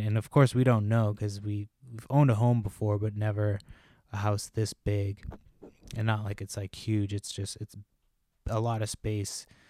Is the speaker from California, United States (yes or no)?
no; Massachusetts, United States; moved away; also born or lived in Washington State; we moved from Washington State to Massachusetts, which is where I'm originally from